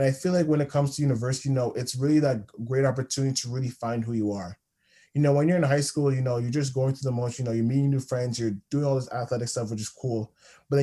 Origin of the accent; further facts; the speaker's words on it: Toronto, Ontario, Canada; moved away as an adult; now in North Bay, Canada; I'm from Toronto